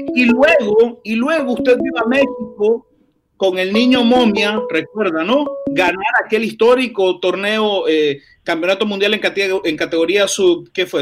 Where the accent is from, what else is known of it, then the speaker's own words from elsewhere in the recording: Nicaragua; soy nicaragüense